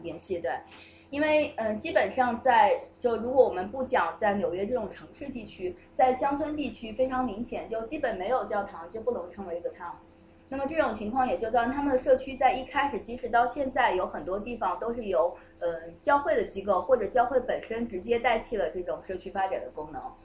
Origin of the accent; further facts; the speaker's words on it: Nanjing, Jiangsu, China; 因为老城改造是我所在城市，我是南京人